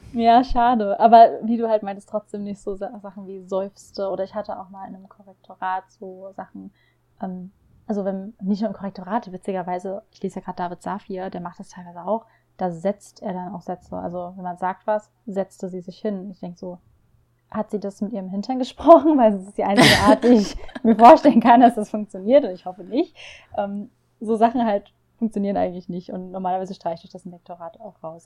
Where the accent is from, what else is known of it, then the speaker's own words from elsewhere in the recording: Rhineland, Germany; ich komme ja aus dem Rheinland